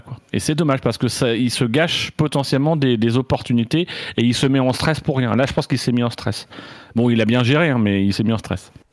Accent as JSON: {"language": "French", "region": "Normandy", "country": "France", "moved": "yes", "said": "en tant que Normand"}